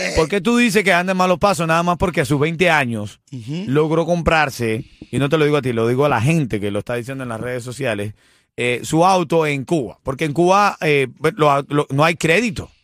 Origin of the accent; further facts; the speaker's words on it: Venezuela; now in Miami, United States; soy venezolano